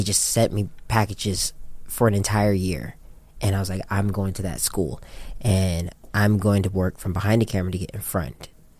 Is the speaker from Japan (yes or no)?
yes; Japan; moved away as an adult; now in United States; Well, prior to that, I grew up in Japan.